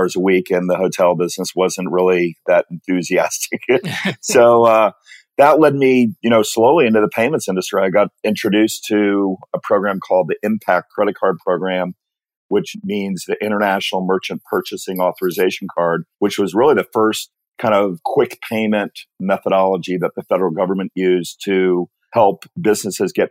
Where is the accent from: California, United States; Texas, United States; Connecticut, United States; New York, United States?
Connecticut, United States; moved away as an adult; also born or lived in New Hampshire; I grew up in Connecticut and ultimately moved to New Hampshire